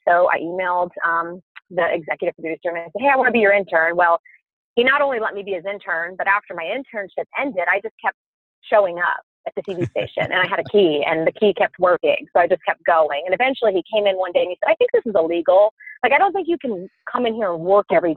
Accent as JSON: {"language": "English", "region": "Kansas", "country": "United States", "tie": "born or raised there", "also_born_or_lived": "Stillwater, Oklahoma", "said": "I grew up in Kansas, so Kansas State seemed like the obvious choice"}